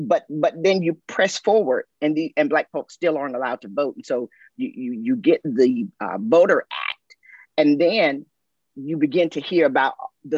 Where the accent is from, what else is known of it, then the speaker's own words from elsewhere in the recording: South Carolina, United States; I'm from South Carolina, okay? Grew up in South Carolina.